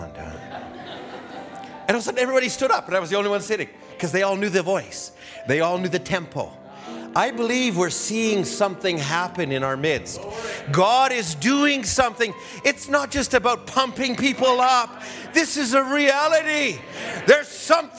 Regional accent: Alberta, Canada; I was from Alberta

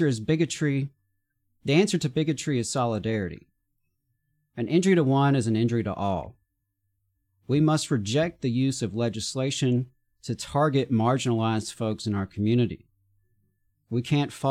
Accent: the South, United States; I'm a straight white guy born and raised in the South

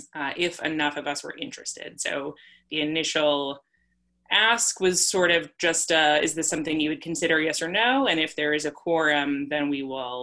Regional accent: Worcester, Massachusetts, United States; moved away as an adult; also born or lived in Boston, Massachusetts; now in New York, United States; I'm originally from Worcester, Massachusetts. I'm not a native New Yorker, and I lived a couple of different places before in New York before coming to medical school.

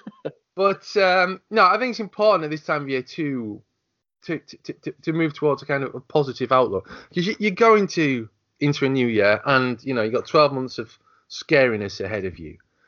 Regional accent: United Kingdom; I'm British

